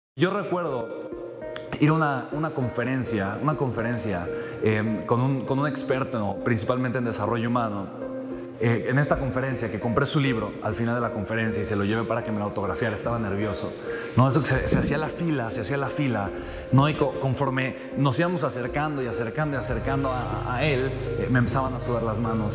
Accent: Mexico; soy mexicano

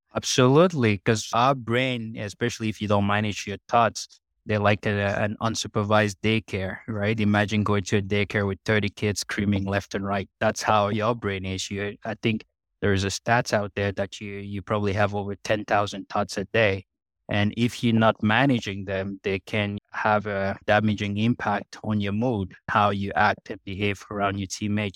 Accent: Cameroon; now in Canada; I grew up in Cameroon, in Central Africa

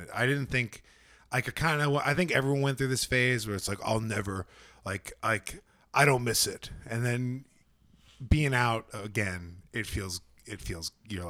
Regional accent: Northeast, United States; I came from the Northeast.

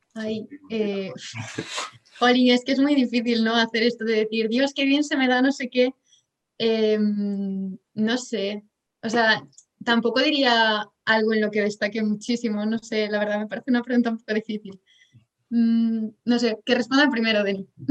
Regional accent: Pontevedra, Galicia, Spain; also born or lived in Santiago de Compostela; soy de Galicia, de Pontevedra

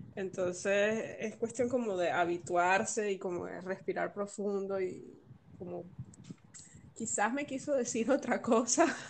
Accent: Venezuela; moved away as an adult; now in Valencia, Spain; yo soy venezolana y el país es mío

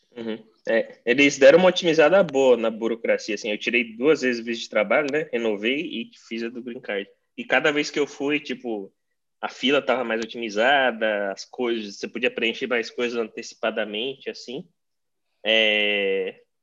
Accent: Brazil; now in United States; eu fui para meu país de origem para poder visitar minha família

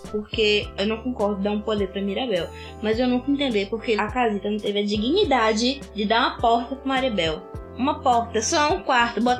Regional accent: Brazil; Eu é sou é do Brasil

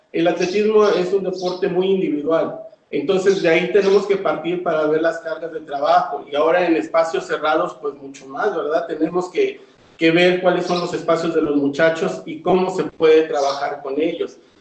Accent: Zacatelco, Tlaxcala, Mexico; Yo, yo no soy del estado de Puebla, yo soy de Tlaxcala, Zacatelco, Tlaxcala.

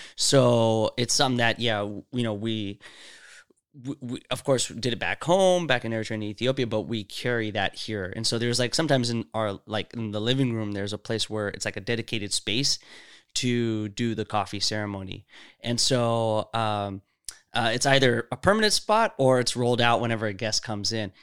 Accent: Seattle, Washington, United States; also born or lived in Saudi Arabia; I grew up here. I came here when I was six.

